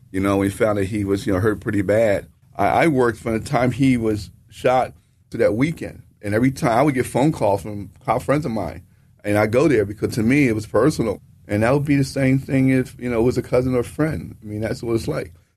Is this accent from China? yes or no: no; Philadelphia, Pennsylvania, United States; me as a young black male growing up in the city